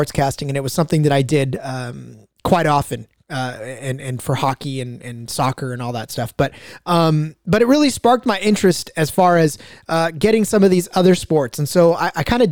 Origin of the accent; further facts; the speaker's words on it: Central California, United States; I was born in California, which made me by default a 49ers fan because of where I'm at in Central California